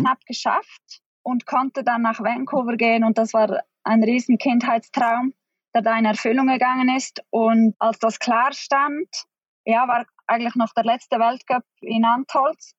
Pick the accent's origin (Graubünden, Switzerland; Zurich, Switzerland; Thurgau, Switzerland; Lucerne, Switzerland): Graubünden, Switzerland; Pontresina; also born or lived in Norway; ich bin im Engadin in Pontresina aufgewachsen